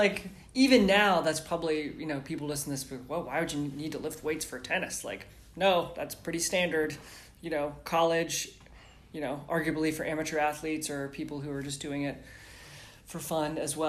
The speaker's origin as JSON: {"language": "English", "town": "James Island", "region": "South Carolina", "country": "United States", "tie": "born or raised there", "lives_now": "Daniel Island, United States", "said": "I grew up in James Island. I miss James Island now that I'm all the way over here on Daniel Island."}